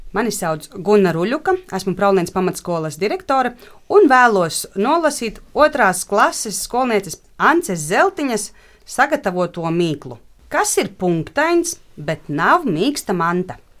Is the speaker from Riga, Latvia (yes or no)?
yes; Riga, Latvia; moved away as an adult; now in Gulbene, Latvia; es esmu rīdziniece